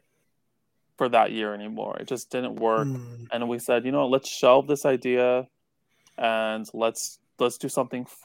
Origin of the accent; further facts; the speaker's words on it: Hudson Valley, New York, United States; I grew up here in the Hudson Valley of New York, right next to the Hudson River